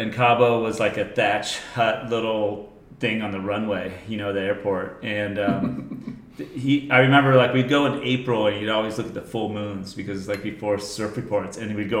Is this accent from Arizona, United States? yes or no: no; Solana Beach, California, United States; also born or lived in Leucadia, California; we moved from Leucadia to Solana Beach.